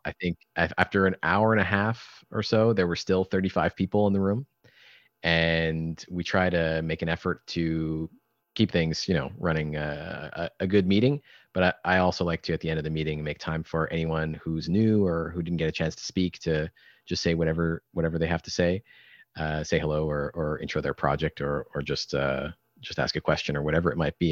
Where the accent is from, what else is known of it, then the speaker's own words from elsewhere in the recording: Canada; I'm Canadian